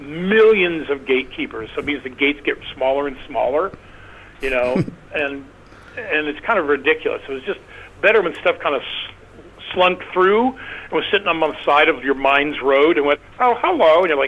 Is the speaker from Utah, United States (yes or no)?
no; Kansas, United States; I grew up in Kansas. I mean, smack dab in the center. I'm 62, so I was born in 55.